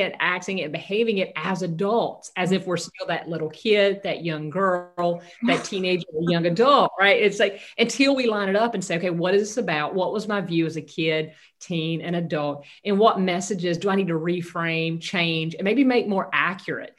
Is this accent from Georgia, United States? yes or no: yes; Southeast Georgia, United States; moved away; also born or lived in Northeast Florida / Southern California; I grew up in Southeast Georgia, very conservative, rural Christian upbringing